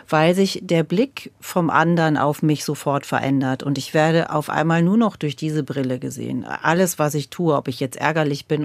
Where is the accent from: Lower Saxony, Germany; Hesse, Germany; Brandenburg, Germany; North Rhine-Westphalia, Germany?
Lower Saxony, Germany; bei mir, da wo ich groß geworden bin in Niedersachsen.